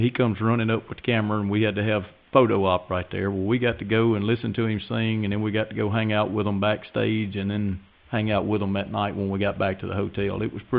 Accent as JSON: {"language": "English", "town": "Liberty", "region": "Mississippi", "country": "United States", "said": "I'm from Liberty, Mississippi."}